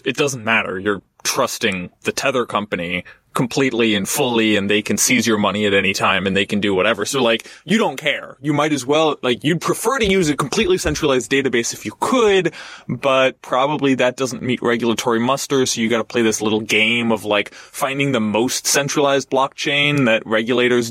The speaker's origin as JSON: {"language": "English", "country": "United States", "said": "as an American"}